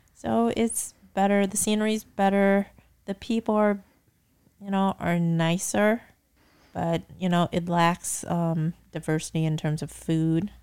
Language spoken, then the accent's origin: English; Falls Church, Virginia, United States; moved away as an adult; also born or lived in Bay Area, California; I was born and raised in Falls Church, Virginia.